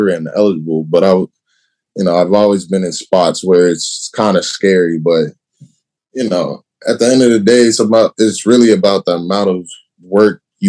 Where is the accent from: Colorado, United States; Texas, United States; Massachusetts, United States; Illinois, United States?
Illinois, United States; Chicago; moved away; I'm from Chicago.